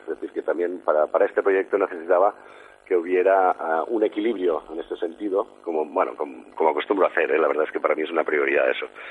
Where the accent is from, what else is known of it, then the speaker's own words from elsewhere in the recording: Sant Cugat del Vallès, Catalonia, Spain; de aquí, de mi pueblo, de San Cugat